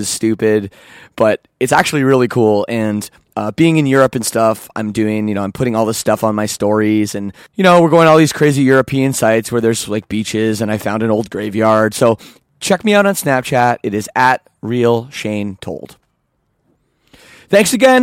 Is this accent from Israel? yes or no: no; Canada; I'm Canadian